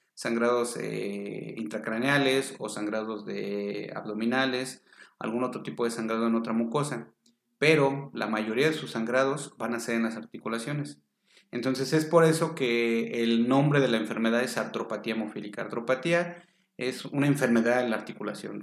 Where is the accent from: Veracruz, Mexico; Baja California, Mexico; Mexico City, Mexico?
Mexico City, Mexico; Soy originario de la Ciudad de México.